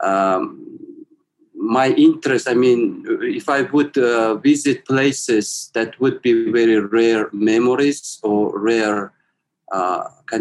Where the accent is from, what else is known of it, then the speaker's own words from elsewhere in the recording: Ulaanbaatar, Mongolia; I was born in Ulaanbaatar city, and then I also grew up there